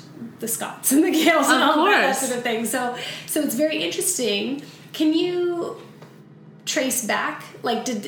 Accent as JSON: {"language": "English", "country": "Canada", "said": "as a Canadian"}